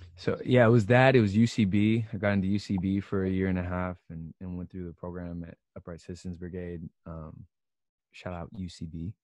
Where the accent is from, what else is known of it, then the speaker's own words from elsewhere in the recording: Seattle, Washington, United States; moved away as an adult; also born or lived in Philadelphia; now in Los Angeles, United States; so I'm from Seattle, and I went to Philadelphia to Temple University to study film.